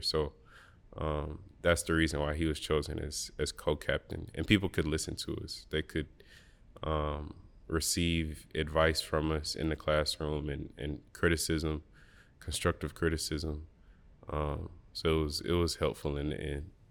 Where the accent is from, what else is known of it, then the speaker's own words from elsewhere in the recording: Birmingham, Alabama, United States; I grew up in Birmingham, Alabama